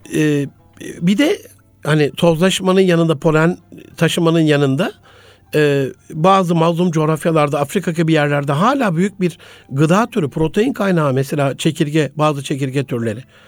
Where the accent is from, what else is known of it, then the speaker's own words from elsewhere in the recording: Gaziantep, Turkey; moved away; also born or lived in Osmaniye / Ankara / Istanbul; ben Gaziantep'li bir kardeşinizim. Antep'te doğdum. Daha sonrasında Osmaniye. Sonrasında e, Ankara, ODTÜ, İstanbul.